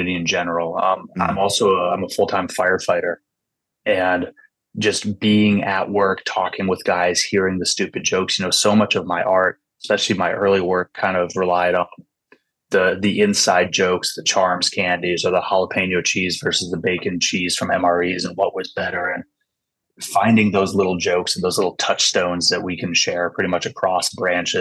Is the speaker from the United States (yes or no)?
yes; California Bay Area, United States; also born or lived in Washington; I grew up in California Bay Area